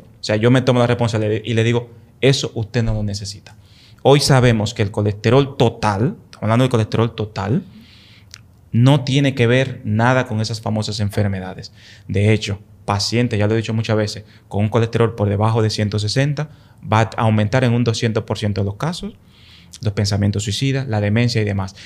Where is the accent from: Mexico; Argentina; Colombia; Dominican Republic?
Dominican Republic; moved away; Allá en el campo donde yo soy, en el pueblo donde yo soy, la mata de Farfán